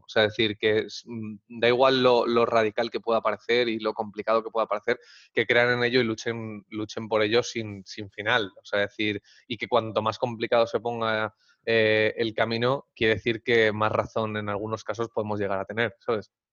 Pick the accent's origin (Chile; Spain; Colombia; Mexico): Spain; los españoles somos muy de tocar